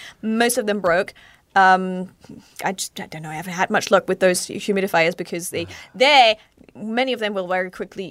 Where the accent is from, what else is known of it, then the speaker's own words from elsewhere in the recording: Germany; now in Japan; I come from Germany, so obviously we have lots of wonderful snowy winters